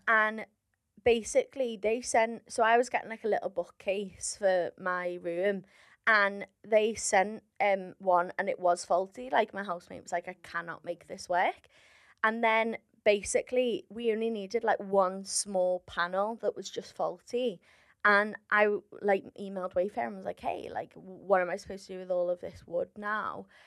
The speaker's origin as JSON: {"language": "English", "town": "Liverpool", "region": "North West England", "country": "United Kingdom", "said": "I'm from Liverpool"}